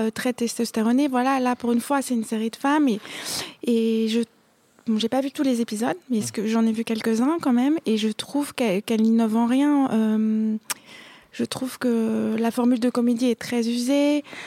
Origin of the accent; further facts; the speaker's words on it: Paris, Île-de-France, France; je suis une parisienne, une pure parisienne